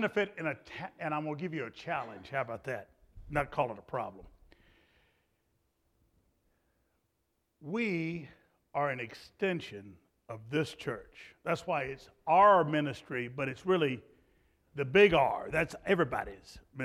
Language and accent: English; Clarksville, Virginia, United States; I'm from Clarksville, Virginia